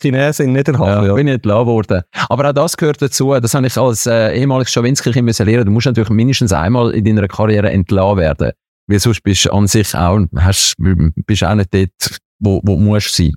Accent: Switzerland; ich als Schweizer

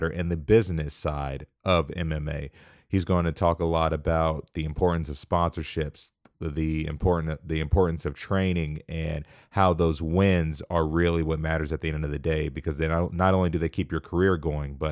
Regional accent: Wichita, Kansas, United States; I'm from Wichita.

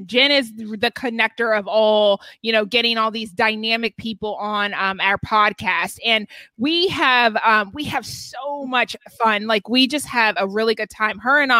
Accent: the South, United States; I grew up in the South

